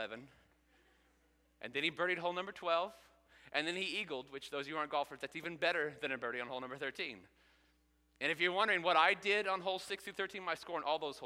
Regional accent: Cloverdale, Indiana, United States; I grew up in Clovedale, Indiana. It's about an hour east of here.

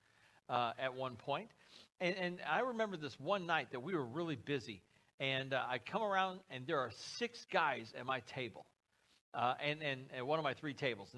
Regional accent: United States; I'm an American. A red-blooded patriot, if there ever was one

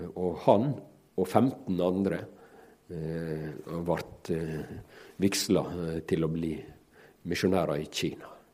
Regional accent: Ellingsøya, Møre og Romsdal, Norway; mi heimbygd, Ellingsøya, der jeg vokste opp

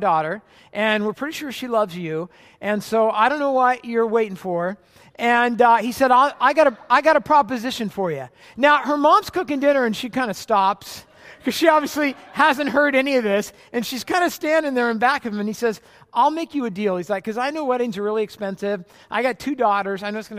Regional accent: California, United States; I was from Orange County, California, and she's actually from Portland, Oregon, and I moved up right after graduation to Portland to go to seminary

